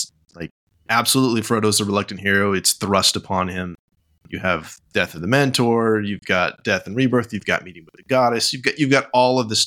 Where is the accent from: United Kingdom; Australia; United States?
United States; I'm an American